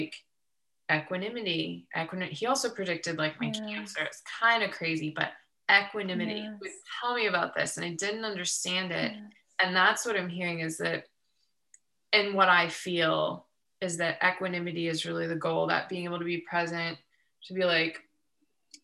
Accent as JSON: {"language": "English", "region": "Ohio", "country": "United States", "moved": "yes", "lives_now": "Southern California, United States", "said": "I'm from Ohio"}